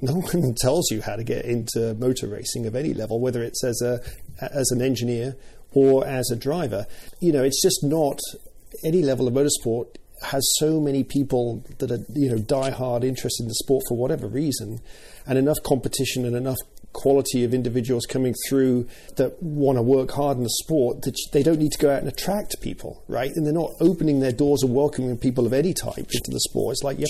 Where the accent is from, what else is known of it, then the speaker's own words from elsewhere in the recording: Banbury, South East England, United Kingdom; Well, so I grew up in Banbury, a small market town in England that happens to have a Formula One team there today.